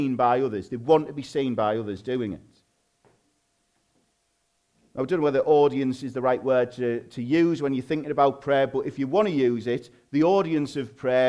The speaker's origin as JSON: {"language": "English", "town": "Hartlepool", "region": "North East England", "country": "United Kingdom", "accent": "Hartlepool slang"}